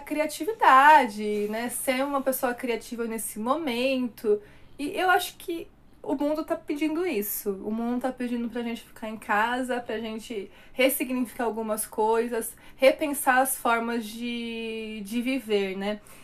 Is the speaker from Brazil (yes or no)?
yes; Brazil; Nós somos brasileiros